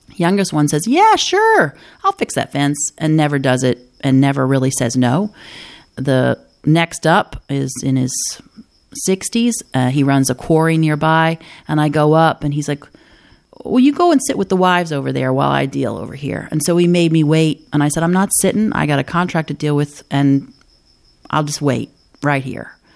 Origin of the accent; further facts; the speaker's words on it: the Ozarks, United States; moved away; there are people from many different backgrounds from all over the world and from all over this country that live in my hometown